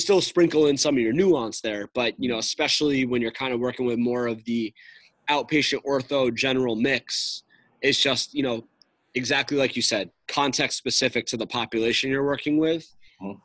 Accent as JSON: {"language": "English", "region": "New York", "country": "United States", "moved": "yes", "lives_now": "Boston, United States", "said": "I'm from New York"}